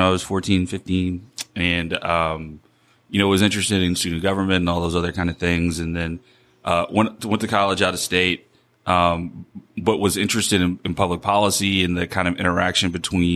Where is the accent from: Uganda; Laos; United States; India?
United States; Baton Rouge, Louisiana; now in New Orleans, United States; I'm from Baton Rouge originally.